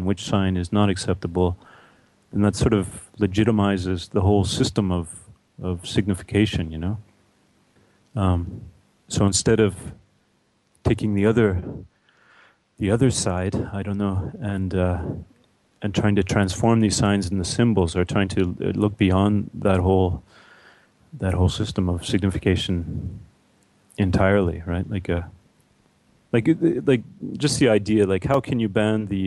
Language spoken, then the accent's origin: English; Canada; I'm from Canada